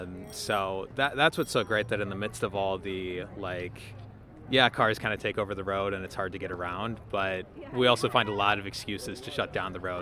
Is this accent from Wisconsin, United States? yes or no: yes; Milwaukee, Wisconsin, United States; I'm from the Washington Heights neighborhood in Milwaukee.